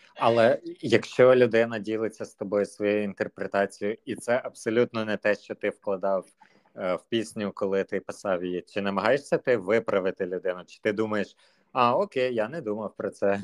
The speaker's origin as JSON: {"language": "Ukrainian", "town": "Zhytomyr", "region": "Zhytomyr Oblast", "country": "Ukraine", "said": "я з Житомира"}